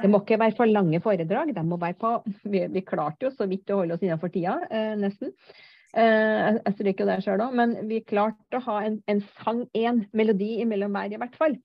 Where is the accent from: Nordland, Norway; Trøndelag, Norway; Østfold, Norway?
Trøndelag, Norway; Jeg er en trønder på 56 år